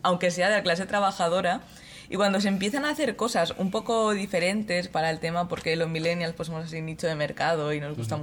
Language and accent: Spanish; Mallorca, Balearic Islands, Spain; yo soy de Mallorca